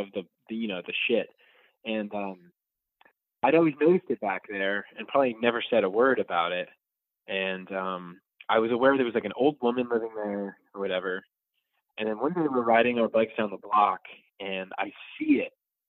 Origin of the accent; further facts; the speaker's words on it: Rhode Island, United States; I grew up in Rhode Island